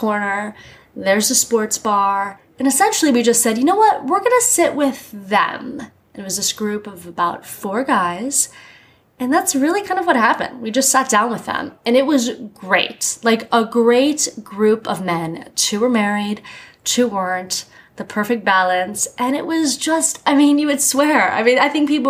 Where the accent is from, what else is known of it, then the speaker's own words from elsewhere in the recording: Miami, Florida, United States; now in New York, United States; I grew up in Miami, so it was just hot all the time. And then I moved to New York